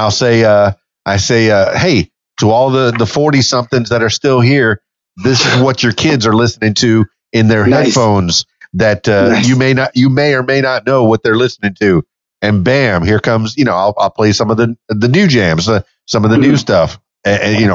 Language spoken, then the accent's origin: English; Miami, Florida, United States; also born or lived in Fort Lauderdale; now in Conway, Arkansas, United States; I grew up in Miami, by the way, in South Florida